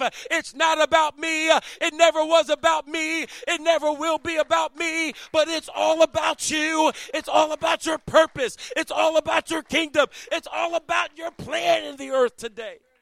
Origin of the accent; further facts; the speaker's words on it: Chesapeake Bay area, United States; moved away; I'm from the Chesapeake Bay Area.